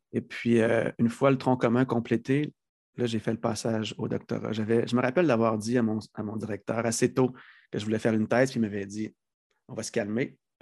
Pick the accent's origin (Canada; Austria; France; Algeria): Canada; Lévis, Quebec; also born or lived in Lac Saint-Jean; j'ai grandi sur la rive sud de Québec, Saint-Rédempteur, qui est une petite ville qui a été absorbée dans la mégapole de Lévis.